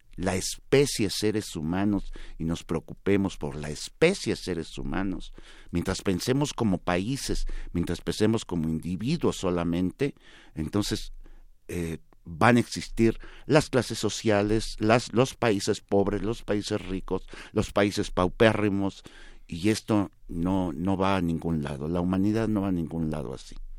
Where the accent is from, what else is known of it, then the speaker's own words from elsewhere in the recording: San Luis Potosí, Mexico; moved away as an adult; also born or lived in Comonfort, Guanajuato; now in Mexico City, Mexico; muy chiquito me llevaron a, a, San Luis Potosí